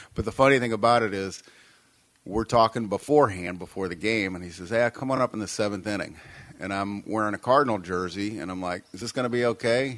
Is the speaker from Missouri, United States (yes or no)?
yes; St. Louis, Missouri, United States; moved away as an adult; also born or lived in Springfield, Illinois / Michigan; now in Douglas, United States; Born and raised in St. Louis, Missouri